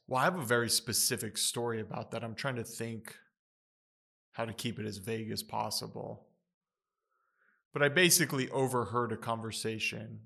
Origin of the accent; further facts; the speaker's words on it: United States; growing up in the United States